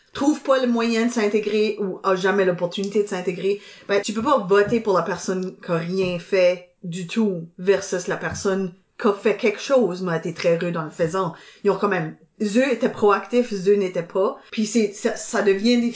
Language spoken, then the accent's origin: French; Dieppe, New Brunswick, Canada; moi je viens de Dieppe